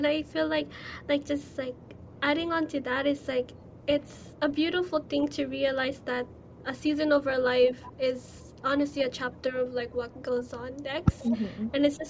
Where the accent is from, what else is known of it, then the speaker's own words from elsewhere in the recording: Philippines; And it's something that we don't really talk about as a Filipino, especially because religion is a huge part in our culture.